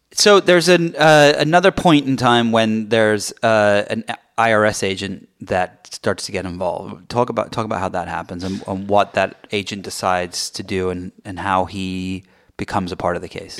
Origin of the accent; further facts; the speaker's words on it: England, United Kingdom; moved away; So I grew up in England